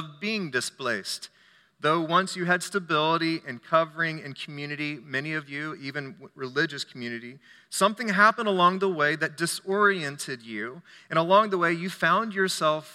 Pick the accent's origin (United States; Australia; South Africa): United States; I'm an American